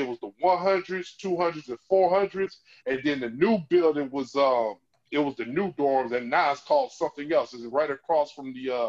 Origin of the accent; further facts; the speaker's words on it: Jennings, Missouri, United States; we grew up with nothing in St. Louis. I grew up in Jennings, Missouri. We had nothing.